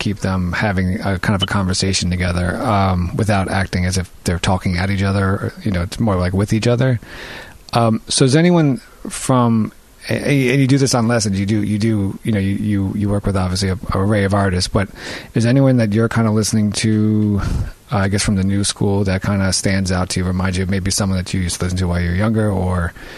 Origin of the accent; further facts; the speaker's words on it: New York, United States; I'm born and raised in New York.